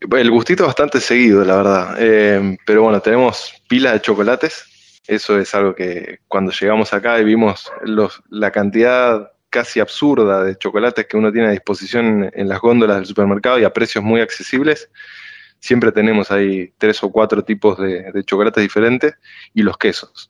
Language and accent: Spanish; La Plata, Buenos Aires Province, Argentina; moved away as an adult; now in France; yo soy de La Plata, estudié en Buenos Aires